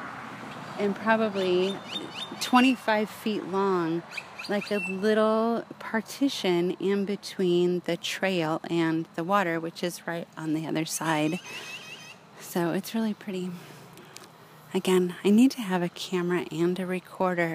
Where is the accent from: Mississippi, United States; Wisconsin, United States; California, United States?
California, United States; Southern; now in Northern California, United States; growing up in Southern California